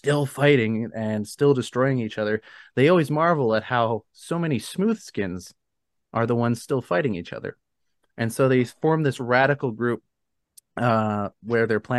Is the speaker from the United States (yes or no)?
no; Canada; I'm a Canadian